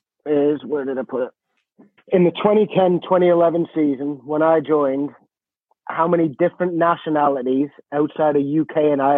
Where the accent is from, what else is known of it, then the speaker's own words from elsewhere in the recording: Canada; I'm fucking Canadian